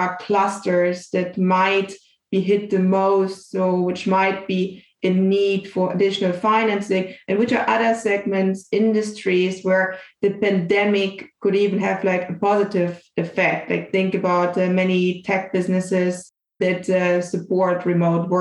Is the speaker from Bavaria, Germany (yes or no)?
yes; Bavaria, Germany; moved away; I was actually back at my hometown in Bavaria